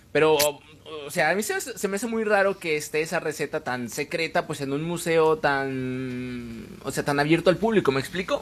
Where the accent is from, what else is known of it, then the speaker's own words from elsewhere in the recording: Mexico; somos mexicanos y sabemos cómo se baila aquí